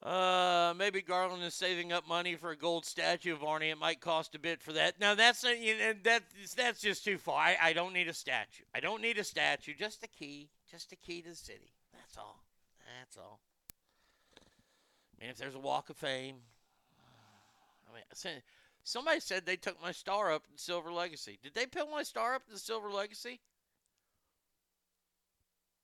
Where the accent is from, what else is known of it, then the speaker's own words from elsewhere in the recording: Garland, Texas, United States; it happened in my hometown, I've never been prouder of Garland.